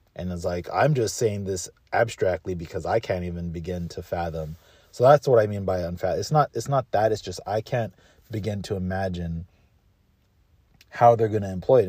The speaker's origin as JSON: {"language": "English", "region": "Southern California", "country": "United States", "tie": "born or raised there", "said": "growing up in SoCal"}